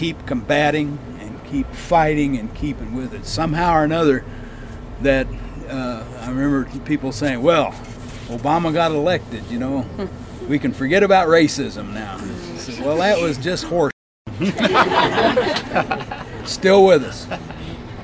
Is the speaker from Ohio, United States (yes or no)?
no; Oklahoma, United States; when I grew up in Oklahoma